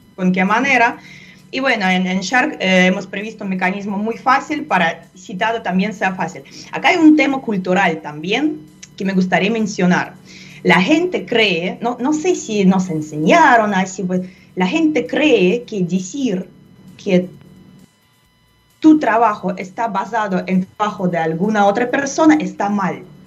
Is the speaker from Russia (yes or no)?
yes; Russia; Spanish is a second language; moved away; En Rusia, de donde yo proviendo también